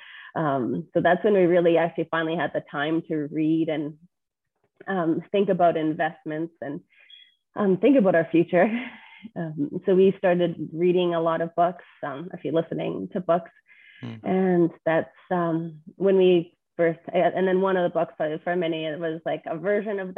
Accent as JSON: {"language": "English", "town": "Edmonton", "region": "Alberta", "country": "Canada", "tie": "born or raised there", "said": "I grew up in Edmonton, very pretty normal life"}